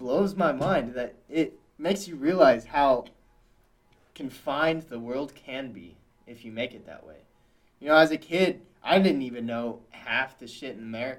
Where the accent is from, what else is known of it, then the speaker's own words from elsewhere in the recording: Texas, United States; moved away; I grew up in Texas